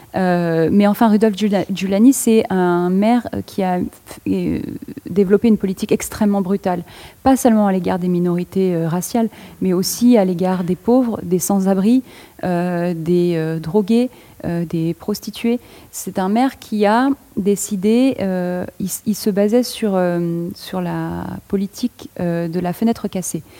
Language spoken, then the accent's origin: French; France; je parle en tant que française